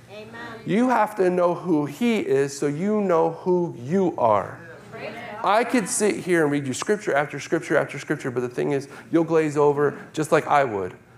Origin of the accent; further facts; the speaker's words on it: New York, United States; moved away; I grew up in New York